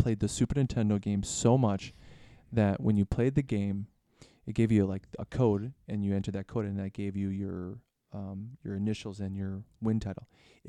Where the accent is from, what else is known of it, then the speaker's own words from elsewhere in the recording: Detroit, Michigan, United States; Like, I'm from Detroit. I'm a Detroit Pistons fan, and I don't like the Bulls.